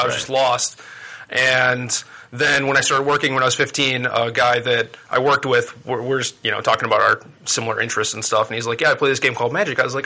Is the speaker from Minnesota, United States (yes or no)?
yes; Minneapolis, Minnesota, United States; moved away; also born or lived in Roanoke, Virginia; I was born in Minneapolis, and for the 2 years before this, I was living in Roanoke, Virginia